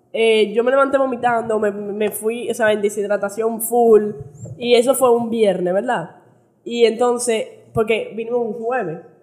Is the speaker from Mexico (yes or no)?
no; United States; Yo crecí en Estados Unidos